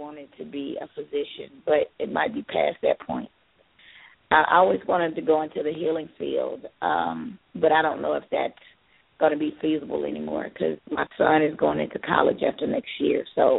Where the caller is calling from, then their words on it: Georgia, United States; I'm calling from Georgia.